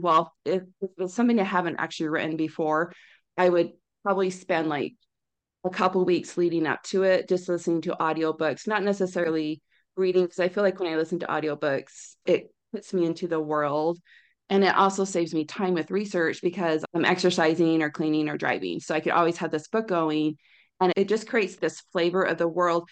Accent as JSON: {"language": "English", "town": "Orem", "region": "Utah", "country": "United States", "tie": "born or raised there", "also_born_or_lived": "California", "said": "I grew up in Orem"}